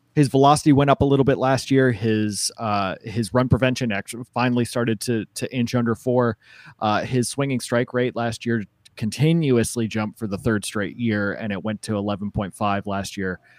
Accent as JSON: {"language": "English", "town": "Madison", "region": "Wisconsin", "country": "United States", "tie": "born or raised there", "said": "growing up in Madison, the Badgers were priority"}